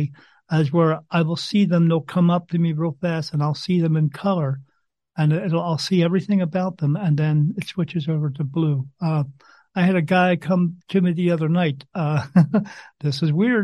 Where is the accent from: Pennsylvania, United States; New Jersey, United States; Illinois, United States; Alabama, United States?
New Jersey, United States; I grew up in New Jersey